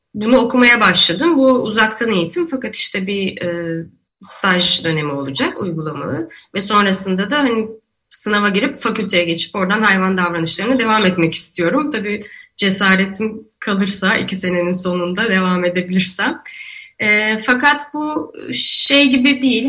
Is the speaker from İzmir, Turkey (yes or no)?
yes; İzmir, Turkey; now in Istanbul, Turkey; ben İzmirliyim ve Ege'deyken